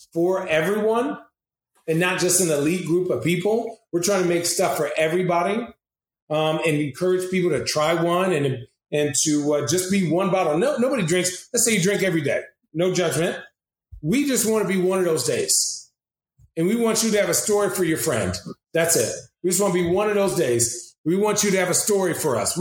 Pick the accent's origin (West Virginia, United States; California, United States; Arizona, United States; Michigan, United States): Arizona, United States; Phoenix; I'm from Phoenix, Arizona.